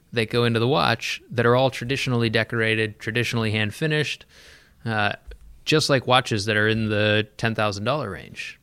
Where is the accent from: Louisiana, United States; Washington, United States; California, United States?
California, United States; San Diego; moved away; also born or lived in Pacific Northwest; I was born in San Diego. Uh, spent my younger years in San Diego